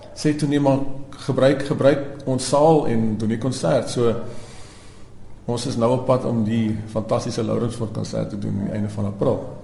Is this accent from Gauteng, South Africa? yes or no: no; Stellenbosch, Western Cape, South Africa; Ek het natuurlik op Stellenbosch groot geword